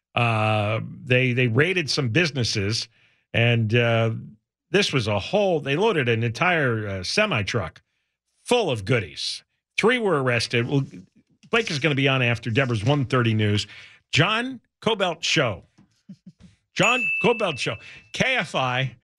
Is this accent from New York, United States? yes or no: yes; New York City, New York, United States; now in Los Angeles, United States; I grew up in the New York City area